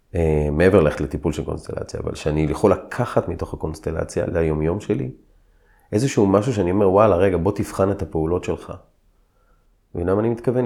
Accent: Israel; אני כיהודי, כישראלי

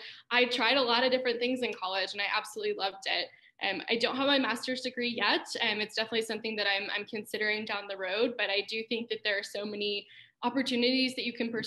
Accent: Omaha, Nebraska, United States; I grew up in the Omaha area and had the great privilege of going to Westside High School

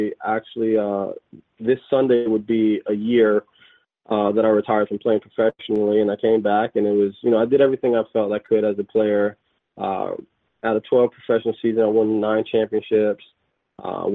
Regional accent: Florida, United States; moved away as an adult; also born or lived in Mississippi / Alabama / Virginia / Europe; now in Halifax, Canada; I'm originally from Florida

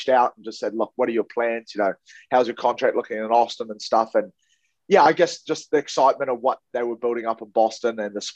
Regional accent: Paihia, Northland, New Zealand; moved away as an adult; also born or lived in Nanaimo, Canada; now in United States; I am born in Nanaimo, Canada, but I was raised most of my life in New Zealand, up the far north in a small town called Paihia

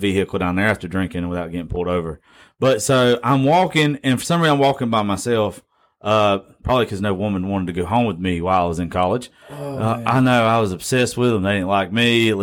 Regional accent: middle Georgia, United States; me and Neil are just regular-ass guys from middle Georgia

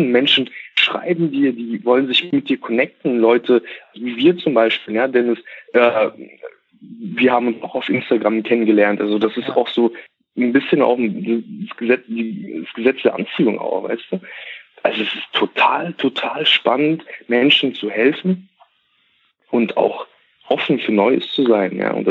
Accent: Germany; also born or lived in Kazakhstan; ich bin nicht in Deutschland geboren, sondern wir sind, also ich bin in Kasachstan geboren und ähm, mhm. bin mit fünf Jahren nach Deutschland gekommen mit meinen Eltern.

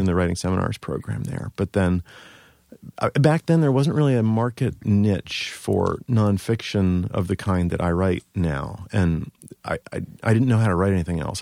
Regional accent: Baltimore, Maryland, United States; now in New York, United States; I'm originally from Baltimore

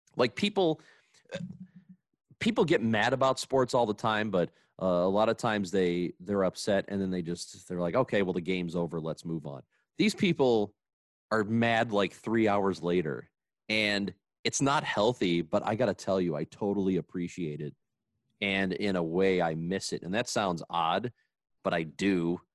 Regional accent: Granite City, Illinois, United States; growing up in Granite City, they didn't have organized football until you were in eighth grade.

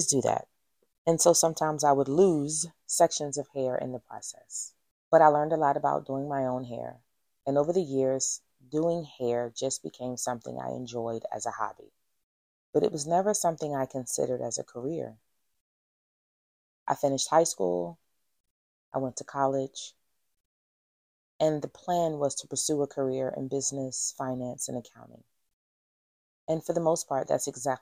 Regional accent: Philadelphia, Pennsylvania, United States; I am originally from West Philadelphia, and like many people who grew up in my neighborhood, we did not have a lot of money

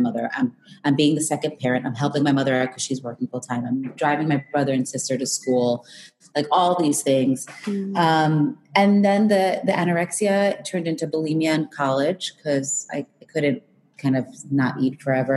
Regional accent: Long Island, New York, United States; I grew up in New York, Long Island

